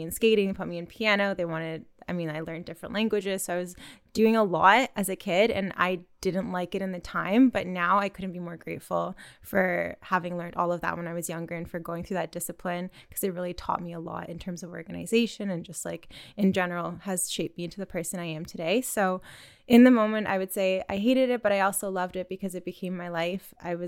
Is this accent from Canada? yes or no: yes; Canada; also born or lived in Russia; I was born in Canada, but spent a lot of time abroad in Russia, which is where half of my family is from. So I grew up skating between here and Russia and was just going back and forth all the time.